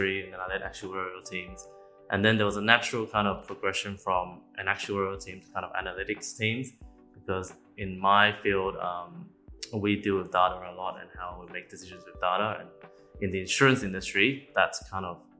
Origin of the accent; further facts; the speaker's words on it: Australia; moved away as an adult; now in Singapore; I'm an Australian, so I've been there for about 8 or so years, and I moved to Singapore